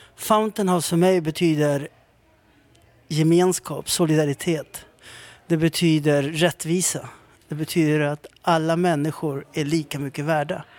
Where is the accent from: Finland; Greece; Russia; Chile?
Chile; now in Sweden; jag föddes i Chile. Högt upp i Anderna, Atacamaöknen.